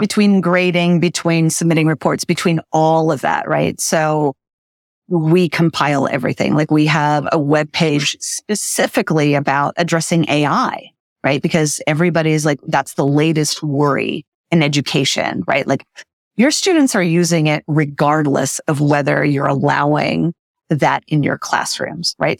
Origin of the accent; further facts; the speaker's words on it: Brazil; moved away; I grew up in Brazil and when we lived there, she became a teacher